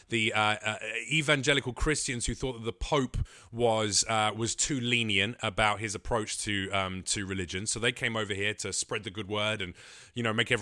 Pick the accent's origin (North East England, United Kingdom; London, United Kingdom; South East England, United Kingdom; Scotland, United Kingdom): London, United Kingdom; I grew up in East London with black friends, Bangladeshis, Pakistanis, Asian friends of all kinds.